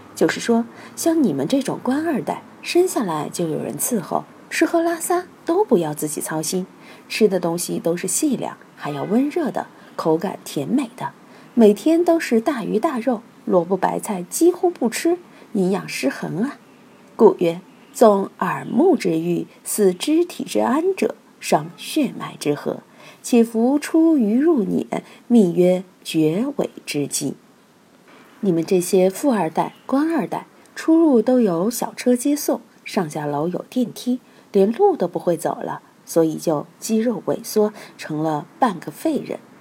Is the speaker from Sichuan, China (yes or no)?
yes; Sichuan, China; 我们四川人却是味道不重就吃不下饭